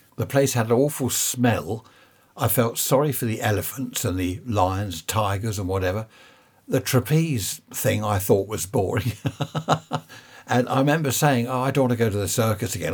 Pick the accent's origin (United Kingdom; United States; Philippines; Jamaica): United Kingdom; Surrey, South East England; I was born in Surrey.